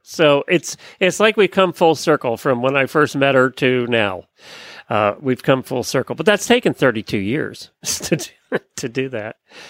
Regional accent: Lancaster County, Pennsylvania, United States; now in Ocala, United States; I grew up in Lancaster County, Pennsylvania, so I knew a lot of them.

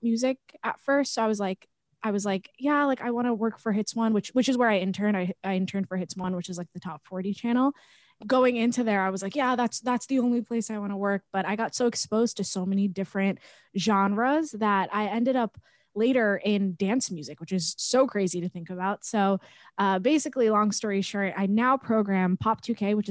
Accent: Long Island, New York, United States; I grew up on Long Island, which is about 45 minutes away from New York City

